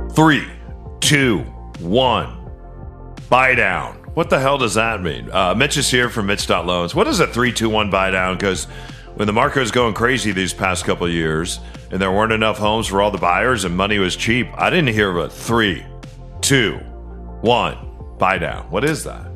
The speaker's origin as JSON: {"language": "English", "town": "Fox Lake", "region": "Illinois", "country": "United States", "tie": "born or raised there", "moved": "yes", "said": "where I was born in Chicago, in a, in a north suburb, Fox Lake"}